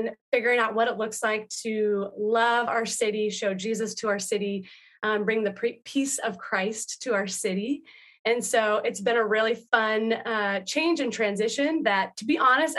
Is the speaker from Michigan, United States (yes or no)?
no; Washington, United States; now in Salem, United States; I am from Washington